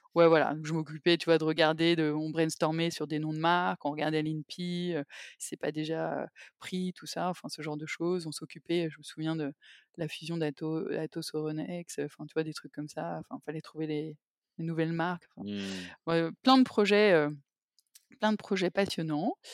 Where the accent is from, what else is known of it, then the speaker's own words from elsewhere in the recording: Paris, Île-de-France, France; also born or lived in England; je suis parisienne, j'ai, fait mes études à Paris